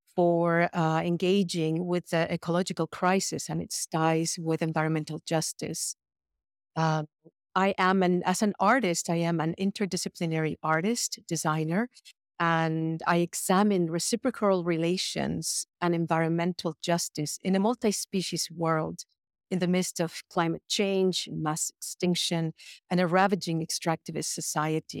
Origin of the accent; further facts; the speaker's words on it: Mexico City, Mexico; moved away as an adult; now in United States; I was born and raised in Mexico City, and I came to the United States to study when I was 18.